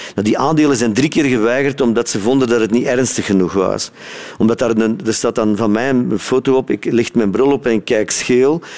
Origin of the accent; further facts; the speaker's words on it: Sint-Niklaas, Flanders, Belgium; moved away as an adult; now in South Africa; Kleine stad, hè? Sint-Niklaas